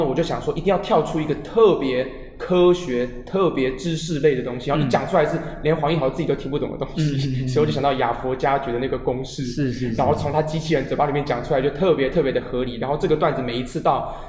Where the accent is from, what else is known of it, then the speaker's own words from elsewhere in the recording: Taiwan; 我对于我们台湾人讲的母语也非常的有研究。